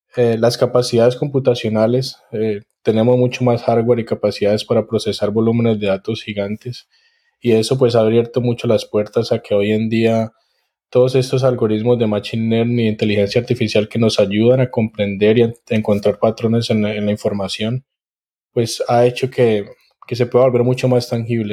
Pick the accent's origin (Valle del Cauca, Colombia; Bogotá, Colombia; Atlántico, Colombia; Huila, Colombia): Valle del Cauca, Colombia; Cali; now in College Station, United States; soy caleño